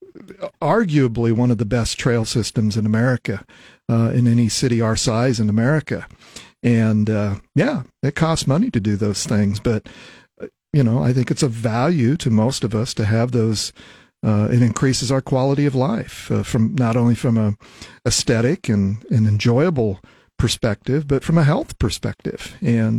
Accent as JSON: {"language": "English", "town": "Lincoln", "region": "Nebraska", "country": "United States", "tie": "born or raised there", "also_born_or_lived": "Ogallala, Nebraska", "said": "I grew up in and around Lincoln and then moved away middle school age and graduated from high school out in western Nebraska from Ogallala, but came back to attend the university and been here since"}